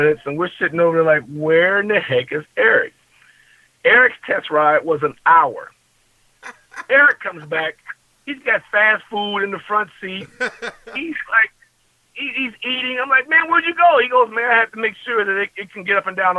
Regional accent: Long Beach, California, United States; moved away; I'm from Long Beach

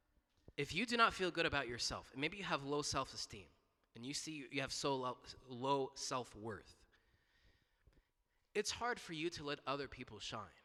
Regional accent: Duluth, United States; in Duluth, in my hometown

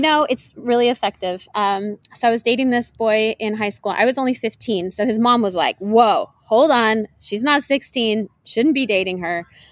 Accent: Washington, United States; now in South Florida, United States; I grew up in Washington State

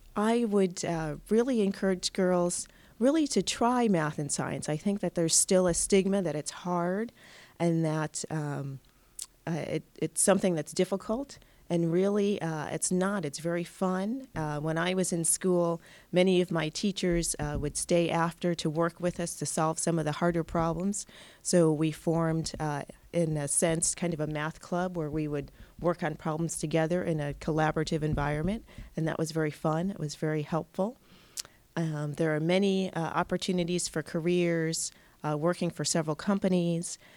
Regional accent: Pittsfield, Massachusetts, United States; I grew up in Pittsfield, so it's very close to my hometown

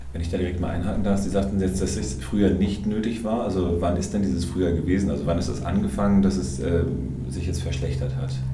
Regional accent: Hamburg, Germany; now in Frankfurt, Germany; als Hamburger

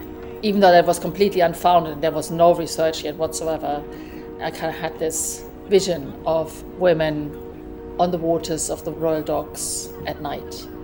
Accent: Germany; moved away as an adult; also born or lived in Hackney, London; now in London, United Kingdom; based in Hackney, where I've been living pretty much for most of my adult life. I'm originally from Germany, but moved here about 30 years ago.

